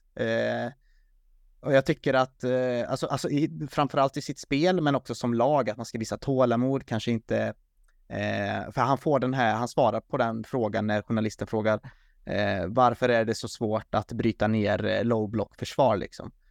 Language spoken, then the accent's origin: Swedish; Sweden; som svensk